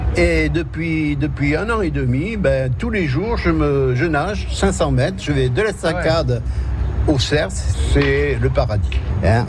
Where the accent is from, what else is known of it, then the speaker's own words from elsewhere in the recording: Dax, Nouvelle-Aquitaine, France; also born or lived in Antibes; now in Capbreton, France; je suis originaire de Dax, euh, ben, j'ai voulu, revenir, retrouver mes racines. Et voilà, je suis à Cap-Breton.